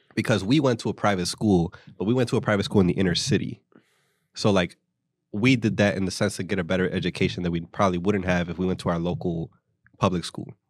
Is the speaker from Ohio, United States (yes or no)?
no; Philadelphia, Pennsylvania, United States; also born or lived in New Jersey; I'm from Philadelphia